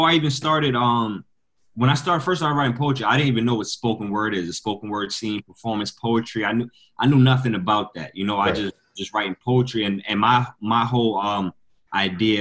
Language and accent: English; Westchester County / Rockland County, New York, United States; also born or lived in Peekskill, New York / Bronx, New York; I grew up in Westchester County. Well, I'm originally, I was born in Rockland County